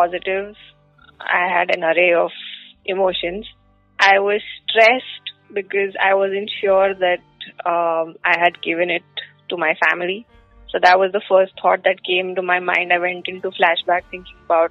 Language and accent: English; Ahmedabad, Gujarat, India; I'm from Ahmedabad